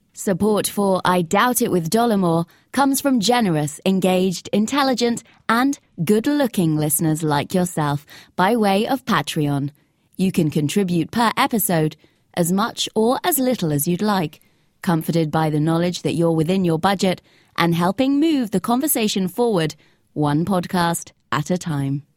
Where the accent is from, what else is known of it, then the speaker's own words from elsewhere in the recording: Chicago, Illinois, United States; I'm from Chicago, Illinois